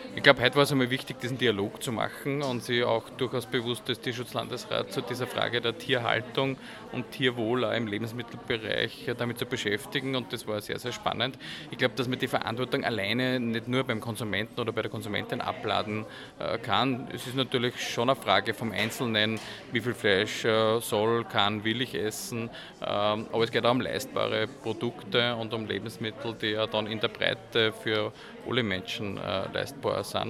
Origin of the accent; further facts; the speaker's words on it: Mühlviertel, Upper Austria, Austria; Ich komme aus dem Müllviertel, sozusagen aus, aus einer Gegend, wo es kleinstrukturierte Landwirtschaft gibt